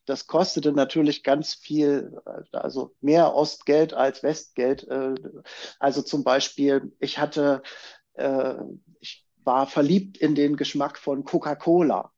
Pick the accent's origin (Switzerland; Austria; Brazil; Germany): Germany; Chemnitz, Saxony; da, wo ich herkomme, aus Chemnitz oder damals noch Karl-Marx-Stadt